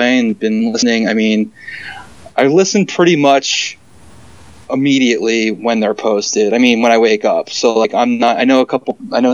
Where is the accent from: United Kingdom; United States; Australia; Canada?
United States; Philadelphia region, New Jersey; moved away as an adult; now in New York City metro area, United States; I'm originally from the Philadelphia region, South Jersey